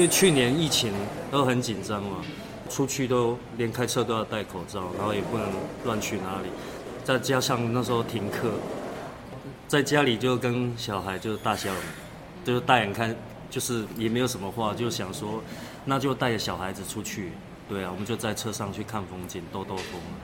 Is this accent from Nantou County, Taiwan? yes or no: no; Taipei, Taiwan; also born or lived in Pingtung, Taiwan; now in Donghe, Taitung, Taiwan; 我小时候我出生的时候我就是在台北市长大